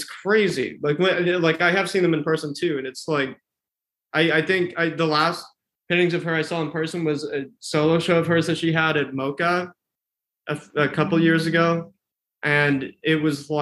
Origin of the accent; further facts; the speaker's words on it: Texas, United States; also born or lived in San Antonio, Texas; now in Chicago, United States; I grew up in Texas for a while